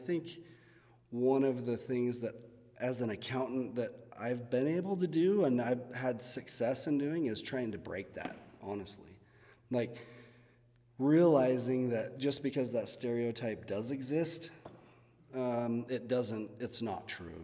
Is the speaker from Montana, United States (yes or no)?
no; Fillmore, Utah, United States; when I was growing up in Fillmore